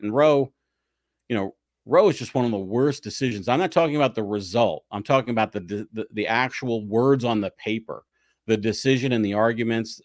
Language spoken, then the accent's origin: English; 11 miles east of Philadelphia, the suburbs in New Jersey, United States; I grew up 11 miles due east from the city in uh, the suburbs in New Jersey